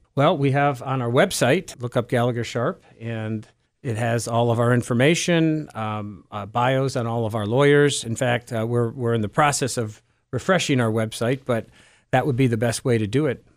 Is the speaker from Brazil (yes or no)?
no; Cleveland, Ohio, United States; also born or lived in Geauga County, Ohio; I am Cleveland uh, born and bred. Um, I my uh, formative years were in Cleveland Heights, where I live now uh, as well